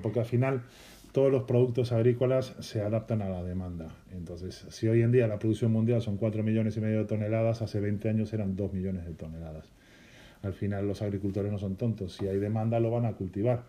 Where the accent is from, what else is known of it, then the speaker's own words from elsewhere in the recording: Galicia, Spain; yo vengo de Galicia, que es una zona de mucho pan